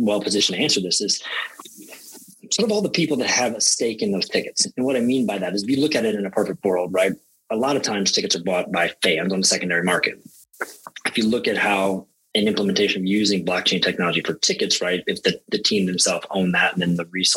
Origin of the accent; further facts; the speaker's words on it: Indiana, United States; moved away; also born or lived in Europe; I grew up in Indiana, and when I was little, the Indianapolis 500 was such a big thing